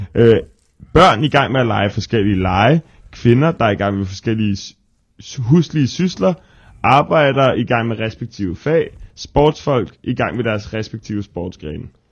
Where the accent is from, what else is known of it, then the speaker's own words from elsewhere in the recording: Frederiksberg, Capital Region of Denmark, Denmark; jeg ser jo mig selv som for evigt, ligegyldigt hvor jeg bor, øh, københavner nummer to, men Frederiksbergborg nummer